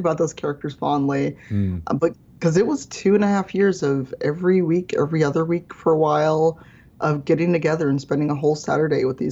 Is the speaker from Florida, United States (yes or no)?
no; Chicago, Illinois, United States; I grew up in Chicago South Side as a black person